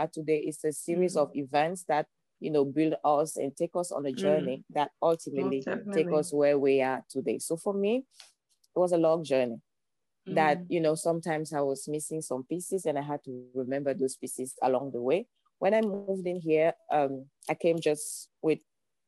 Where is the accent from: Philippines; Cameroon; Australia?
Cameroon; English is a second language; moved away as an adult; now in Los Angeles, United States; I'm originally from Cameroon. That's why you have this beautiful accent. I moved into Los Angeles almost 5 years ago now.